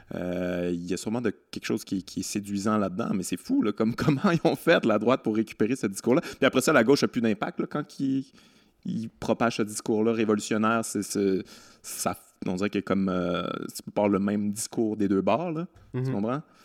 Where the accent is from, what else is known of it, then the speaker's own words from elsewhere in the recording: Quebec City, Quebec, Canada; je viens de Québec